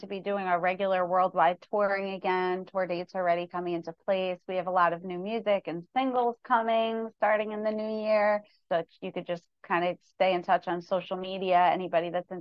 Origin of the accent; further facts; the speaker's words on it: New York, United States; Although I'm a country artist, I grew up in New York. I'm still a New Yorker.